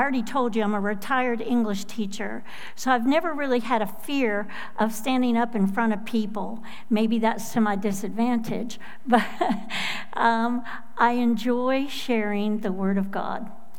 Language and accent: English; Florida, United States; also born or lived in Minnesota; I was born in Minnesota to Midwestern parents. Yeah. Halfway through my fourth grade of elementary school, with snow up to as high as I was at that time, and after singing Christmas music at the school Christmas show and snowflakes falling everywhere, my dad bought us airline tickets and moved us to sunny Florida.